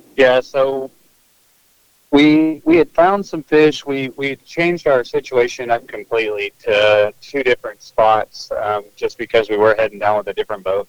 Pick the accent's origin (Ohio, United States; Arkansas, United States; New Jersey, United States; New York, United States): Arkansas, United States; Northwest; we're from Northwest Arkansas